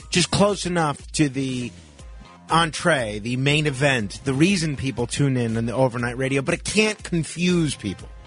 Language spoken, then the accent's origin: English; Staten Island, New York, United States; How about uh, how about um, Andrew in my hometown of Staten Island?